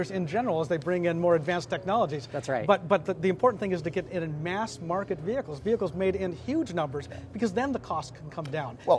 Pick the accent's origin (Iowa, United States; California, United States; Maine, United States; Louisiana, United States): Louisiana, United States; I'm from Louisiana.